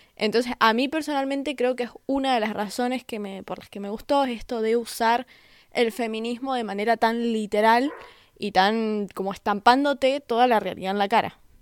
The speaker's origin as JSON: {"language": "Spanish", "region": "Mendoza", "country": "Argentina", "said": "yo soy de Mendoza, que es un poquito más conservador que donde vive Seba"}